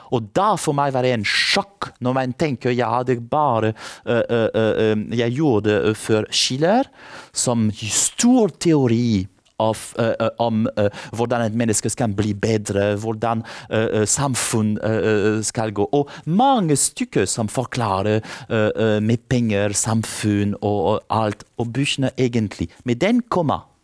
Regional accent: France; Norwegian is a second language; moved away; jeg kommer fra Frankrike

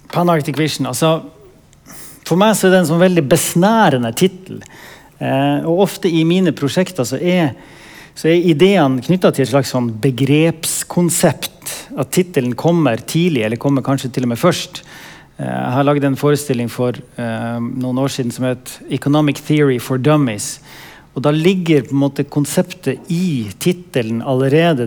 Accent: Vadsø, Finnmark, Norway; moved away; also born or lived in Tromsø / Gothenburg; Født og oppvokst i Vadsø. Eh, i Øst-Finnmark

